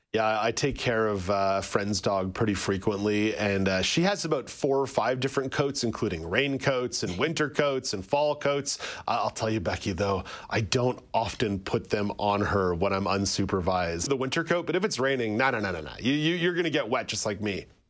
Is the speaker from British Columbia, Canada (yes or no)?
no; Montreal, Quebec, Canada; I, I grew up in Montreal